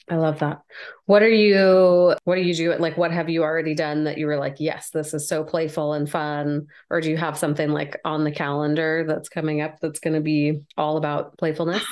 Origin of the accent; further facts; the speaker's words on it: California, United States; my brothers and i were all born here in california